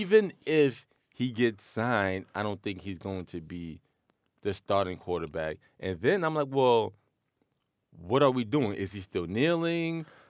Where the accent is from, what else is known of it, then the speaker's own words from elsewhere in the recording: New York City, New York, United States; I was born in Queens, I grew up in Queens